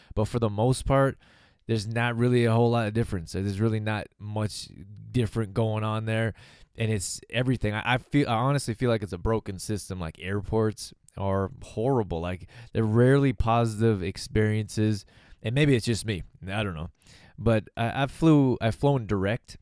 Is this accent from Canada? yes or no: yes; Calgary, Alberta, Canada; I'm from Calgary, Alberta, Canada